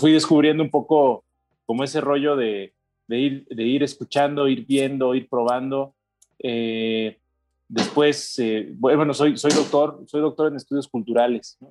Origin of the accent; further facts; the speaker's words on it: Toluca, State of Mexico, Mexico; yo soy de Toluca